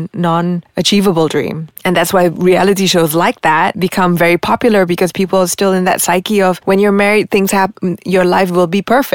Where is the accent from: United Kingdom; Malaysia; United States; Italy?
Malaysia; …-san, where are you from? I said, from Malaysia.